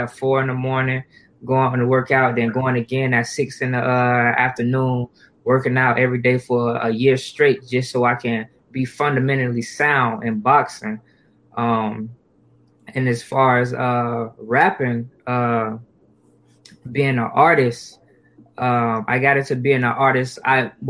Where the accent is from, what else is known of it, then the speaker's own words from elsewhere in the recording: Jacksonville, Florida, United States; Growing up in Jacksonville